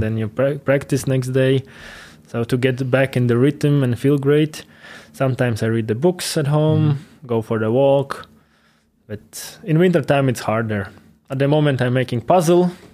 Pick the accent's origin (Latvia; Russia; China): Latvia; Ventspils; English is a second language; moved away as an adult; also born or lived in Liepāja, Latvia; now in Weiden, Germany; my hometown Ventspils